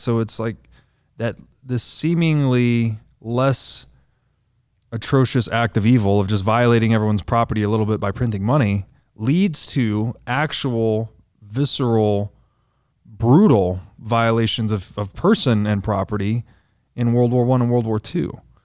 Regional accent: the South, United States; I grew up Christian in the South

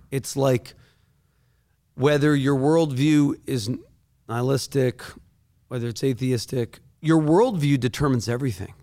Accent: Northeast, United States; I'm not from Tennessee. I'm not from the Bible Belt. I'm from the Northeast

